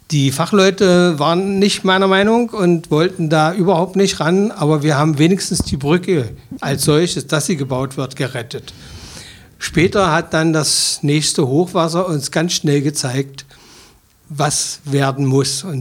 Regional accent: Magdeburg, Saxony-Anhalt, Germany; aber Magdeburger natürlich, das ist selbstverständlich

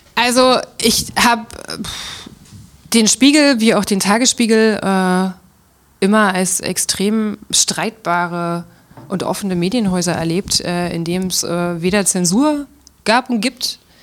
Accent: Magdeburg, Saxony-Anhalt, Germany; also born or lived in Berlin; als ich in Berlin gelebt habe und Leuten erzählt habe, ich komme aus Magdeburg

